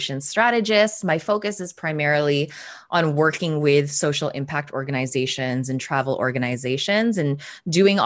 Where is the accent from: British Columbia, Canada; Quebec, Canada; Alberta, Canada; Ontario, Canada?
Ontario, Canada; Toronto; also born or lived in Philippines; I am Filipina Canadian. I was born in the Philippines and moved to Toronto, Canada when I was 4 years old